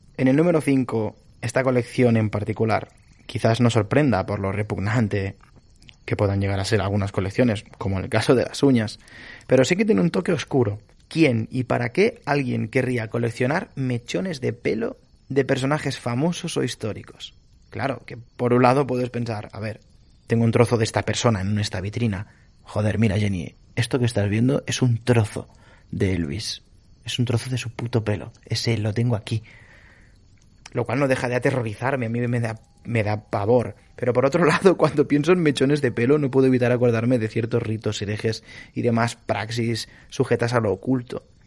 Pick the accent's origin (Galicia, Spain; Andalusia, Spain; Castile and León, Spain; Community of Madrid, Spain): Galicia, Spain; yo no soy vasco, soy gallego